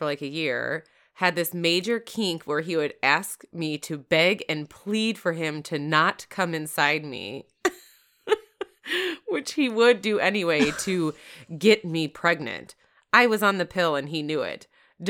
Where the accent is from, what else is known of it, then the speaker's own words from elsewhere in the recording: Florida, United States; accent: Florida; now in Wisconsin, United States; I lost my Florida accent.